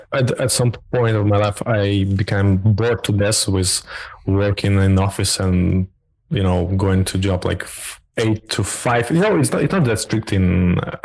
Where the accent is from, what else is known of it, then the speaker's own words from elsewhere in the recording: Belarus; we're from Belarus